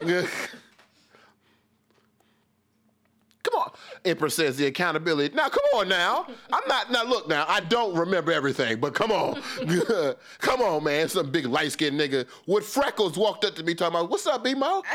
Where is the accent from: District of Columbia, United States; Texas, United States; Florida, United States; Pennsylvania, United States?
District of Columbia, United States; Washington; I was raised here in a sense.